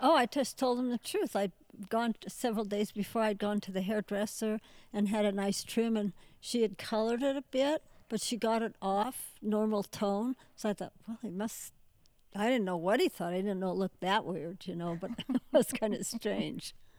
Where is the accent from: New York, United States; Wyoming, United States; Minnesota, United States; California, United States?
Wyoming, United States; Jackson; I grew up on the Diamond Cross Ranch